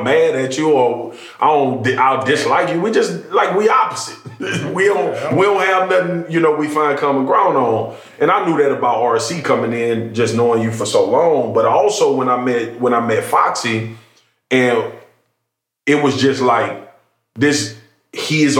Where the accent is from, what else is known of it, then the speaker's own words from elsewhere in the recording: Louisiana, United States; moved away; also born or lived in Dallas; I grew up in Louisiana